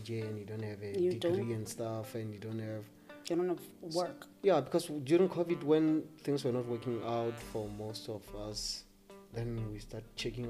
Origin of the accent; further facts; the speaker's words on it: Limpopo, South Africa; a lot of us, actually, the DJs from Limpopo, we all passed through University of Limpopo